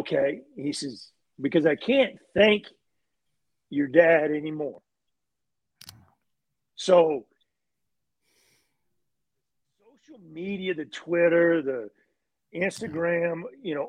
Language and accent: English; Texas, United States; Growing up in Texas